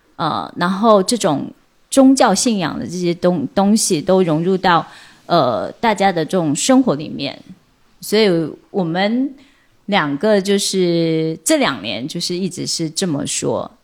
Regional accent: China; moved away as an adult; also born or lived in Xiamen; now in Quanzhou, China; 我从小就是在这个半岛小镇长大，然后我们半岛小镇就是自然景观真的是非常漂亮，山面环海，然后有田野，有山坡

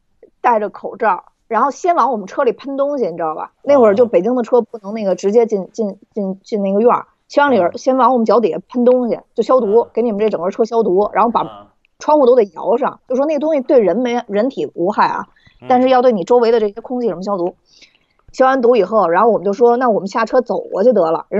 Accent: Beijing, China; 原来我们家住西单，

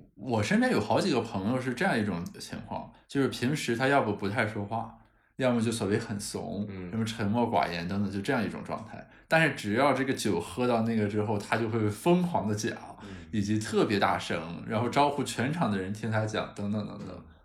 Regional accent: Qingdao, Shandong, China; 一个肯定是我家乡的青岛啤酒

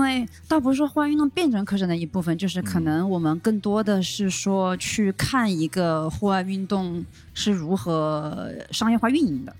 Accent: Wuhan, Hubei, China; moved away as an adult; 我是武汉人嘛，内陆啊。虽然我们是千湖之城，但是就是我们离海是遥远的

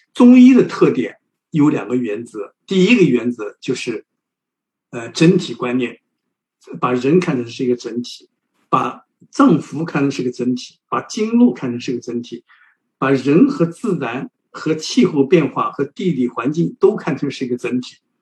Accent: China; 我们中国人

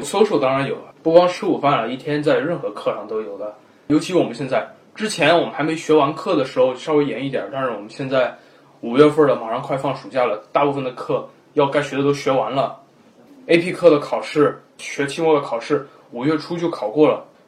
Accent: China; now in United States; 我们中国人

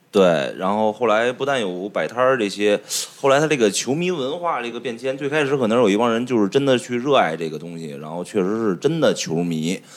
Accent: Gongti West Road, Beijing, China; 因为毕竟从小在那儿住嘛

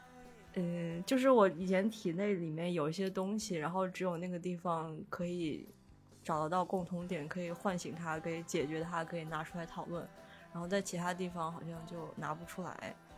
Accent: Xi'an, Shaanxi, China; also born or lived in Foshan (Shunde), Guangdong; 大年初一就会坐飞机回西安，就是我妈那边，也就是我出生的地方

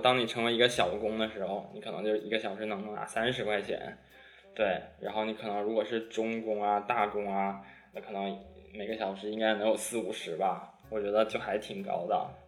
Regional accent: China; moved away as an adult; 从小就在国内长大嘛

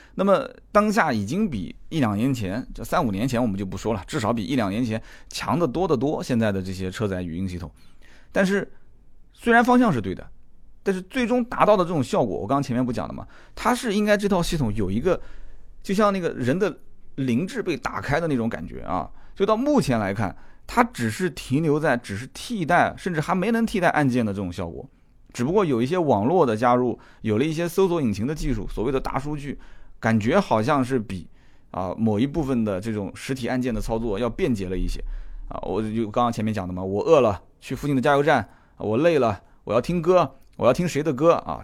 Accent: China; 作为一个中国人，懂中国话的

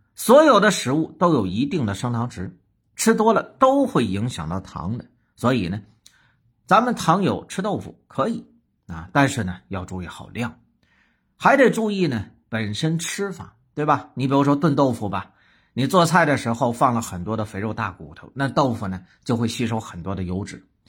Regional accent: Northeast China, China; 鱼头炖豆腐，哎，咱们东北的名菜

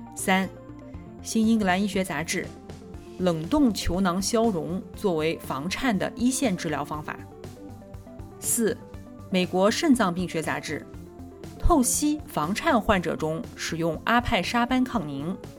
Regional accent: Nanjing, Jiangsu, China; 我来自南京

